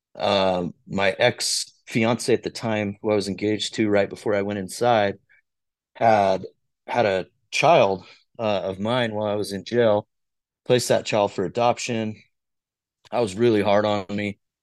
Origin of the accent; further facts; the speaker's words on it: Orem, Utah, United States; also born or lived in Glendale, Salt Lake City, Utah; from Orem, Utah, originally spent uh, the first like primarily like 15 years of my life down in Orem.